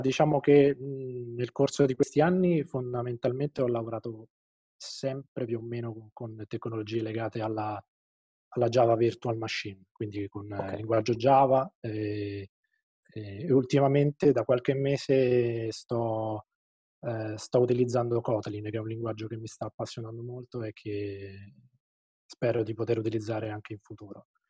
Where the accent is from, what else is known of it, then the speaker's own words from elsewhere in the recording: Terni, Umbria, Italy; io sono, sono di Terni